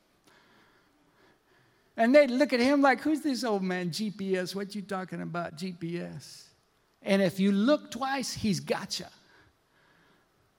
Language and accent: English; Minnesota, United States; I'm from Minnesota, and I was working at this woodworking factory